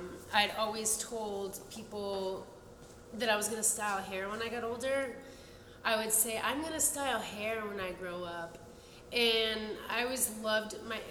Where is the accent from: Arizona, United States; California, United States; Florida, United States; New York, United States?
Florida, United States; Tampa; also born or lived in Fort Lauderdale, Florida; I was born and raised in Tampa, Florida